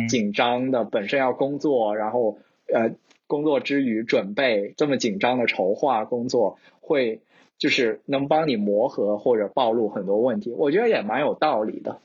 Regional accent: China; moved away as an adult; also born or lived in Shanghai; now in Seattle, United States; 其实我们就是从，呃，从中国来的朋友们，大家还有蛮多资源可以从国内 撸的

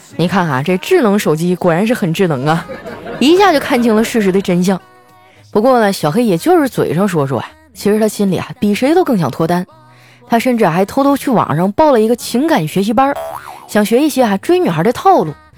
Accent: Northeast China, China; 我是一东北人 我们东北人呢，就好搓澡

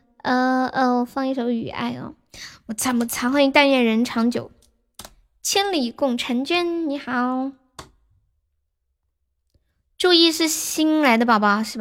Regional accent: Sichuan, China; 对，我是四川的。

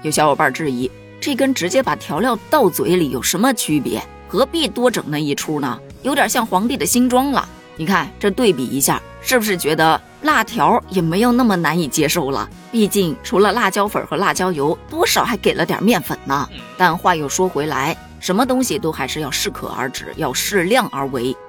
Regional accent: Northeast China, China; 身为一个土生土长的东北人，我证明东北根本就没这玩意儿。我也证明啊，我在东北生活了这么多年，我都没见过这道菜呀。

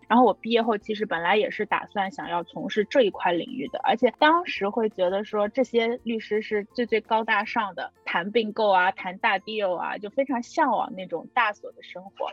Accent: China; moved away as an adult; also born or lived in Hong Kong; now in New York, United States; 我国内的很多朋友

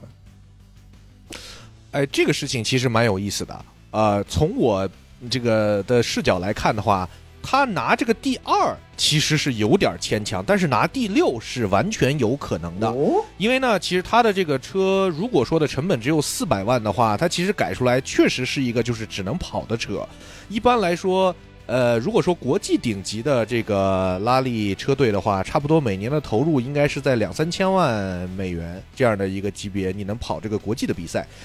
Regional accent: Bayanbulak, Xinjiang, China; moved away; 我还是个新疆人，我小时候就在巴音布鲁克哦，这个地儿是，长大的

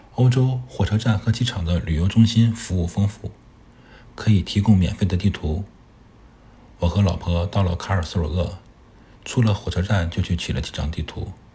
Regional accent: China; 作为一个中国人

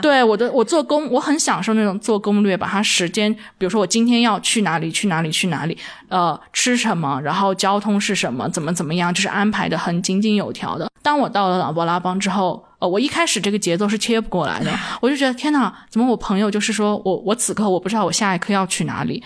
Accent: Dali, Yunnan, China; also born or lived in Kunming; 我自己本身，我老家就是大礼的

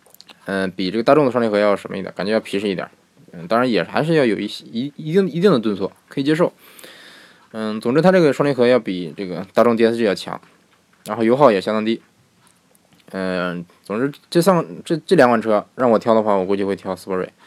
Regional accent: Beijing, China; 其实我是个北京人，对。听口音你也听，你也能听出来我是个地道的北京人，对不对？北京人，对。

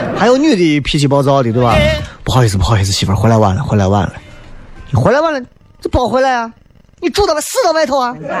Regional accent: Xi'an, Shaanxi, China; 咱作为一个西安人

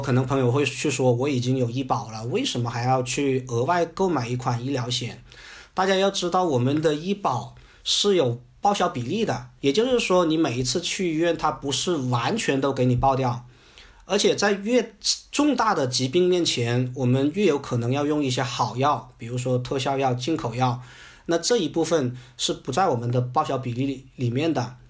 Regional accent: China; 我们中国人比较喜欢的这种返还型的保险

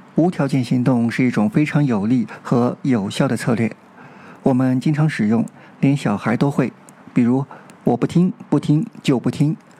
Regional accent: China; 回到我们中国人所关心的如何过渡和交接香港的议题上来。

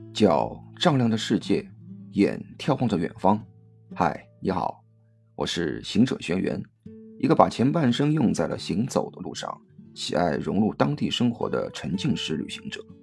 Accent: Shanghai, China; 吃的食物都是从上海的家里带出来的

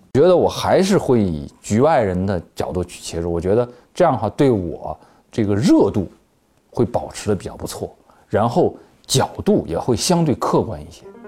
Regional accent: China; 咱们大陆这边可能对这个电子游戏也，也是就是类似于有点妖魔化

